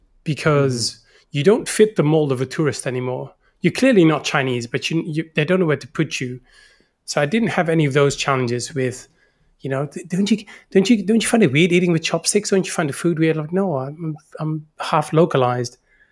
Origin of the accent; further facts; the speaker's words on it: Netherlands; moved away as an adult; also born or lived in China / Beijing; now in Singapore; I'm full-time Dutch. I'm from the Netherlands, not from Holland. I'm from a different part of the Netherlands.